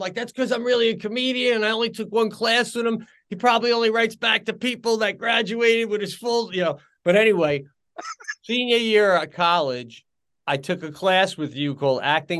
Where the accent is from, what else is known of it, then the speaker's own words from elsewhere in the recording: Long Island, New York, United States; when I came to visit here from Long Island, the guys on the team were just super nice.